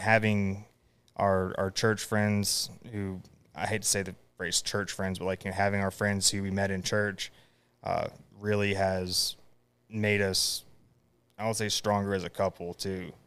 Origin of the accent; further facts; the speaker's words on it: Raleigh, North Carolina, United States; also born or lived in Cottondale, Florida; I grew up around Raleigh